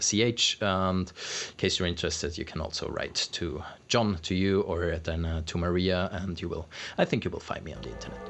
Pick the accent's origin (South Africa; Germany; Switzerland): Switzerland; in Switzerland